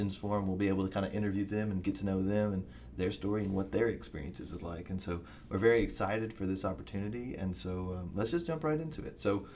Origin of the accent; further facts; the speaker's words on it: Bowling Green, Kentucky, United States; moved away as an adult; now in Knoxville, United States; I am from Bowling Green, Kentucky